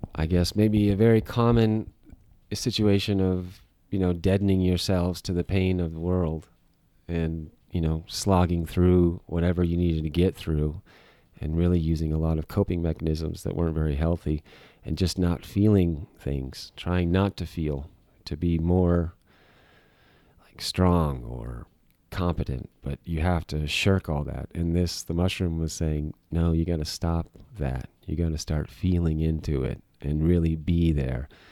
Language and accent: English; Arizona, United States; moved away as an adult; also born or lived in Golden, Colorado; I grew up in Arizona